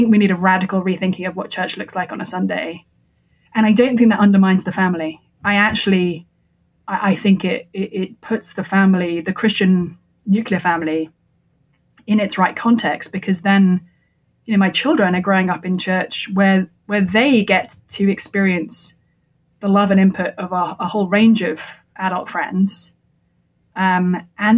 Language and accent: English; England, United Kingdom; moved away as an adult; now in United States; I come from England